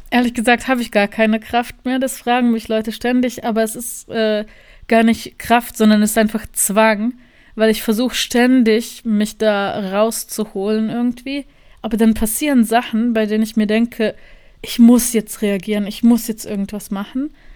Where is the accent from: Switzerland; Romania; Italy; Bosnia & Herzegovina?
Bosnia & Herzegovina; Sarajevo, Federation of Bosnia and Herzegovina; moved away as an adult; also born or lived in Germany; now in Berlin, Germany; ich bin aus Sarajevo, ich bin jetzt seit zwei Wochen in Berlin